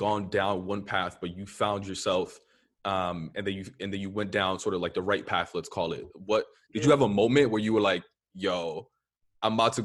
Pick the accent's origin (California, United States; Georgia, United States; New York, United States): New York, United States; New York City; I'm from the Upper West Side